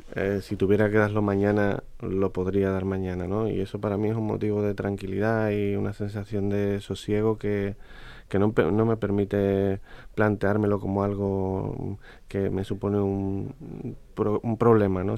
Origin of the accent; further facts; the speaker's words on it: Huelva, Andalusia, Spain; los cofrades de mi tierra